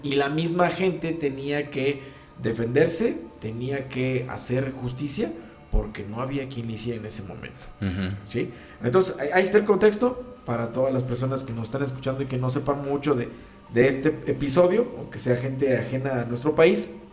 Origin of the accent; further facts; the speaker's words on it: Mexico; así somos aquí los mexicanos